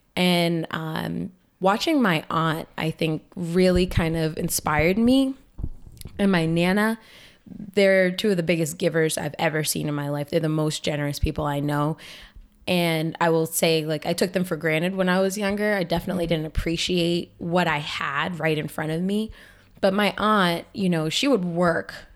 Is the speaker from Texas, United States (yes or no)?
no; Boston, Massachusetts, United States; now in Lowell, United States; I was born here in Lowell, and, uh, my mom had some issues with substance abuse, and for a while we had to move away, well, for our whole lives. So my dad's sister, my wonderful auntie mama, she adopted me, and my sister went to live with her dad in New Hampshire, and I went to live in Boston.